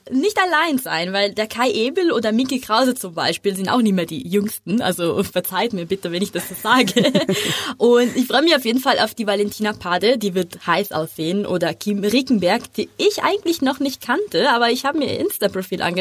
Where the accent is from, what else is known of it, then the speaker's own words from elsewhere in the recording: Italy; German is a second language; Wir, wir, singen gerne, aber tanzen muss nicht